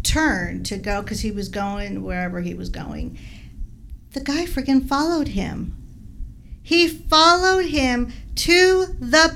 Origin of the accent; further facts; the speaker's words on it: Midwest, United States; now in Las Vegas, United States; we're originally from the Midwest